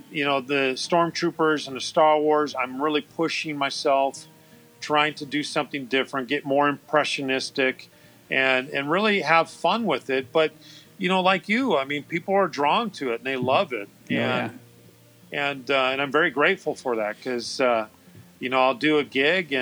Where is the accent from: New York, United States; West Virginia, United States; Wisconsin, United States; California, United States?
California, United States; I've been born and raised in California